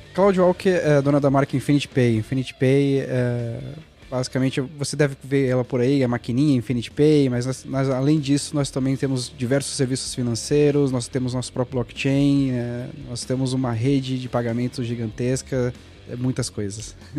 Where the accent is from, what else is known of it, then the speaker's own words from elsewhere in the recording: Guarulhos, São Paulo, Brazil; also born or lived in Franca; eu sou guarulhense, né? nasci em Guarulhos e, e fui para São Paulo ali trabalhar